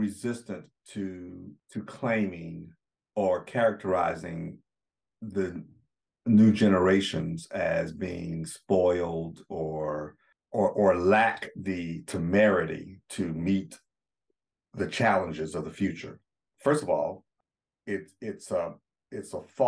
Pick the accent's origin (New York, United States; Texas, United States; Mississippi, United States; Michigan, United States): Mississippi, United States; Jackson; my hometown in Jackson, Mississippi